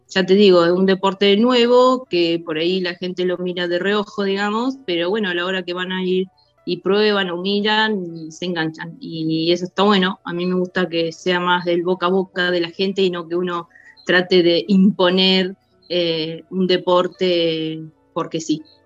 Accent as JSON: {"language": "Spanish", "area": "Daireaux", "region": "Buenos Aires Province", "country": "Argentina", "tie": "born or raised there", "also_born_or_lived": "Bahía Blanca", "said": "Yo me vine a mi pueblo con la idea de que Derot tenga un club con rugby"}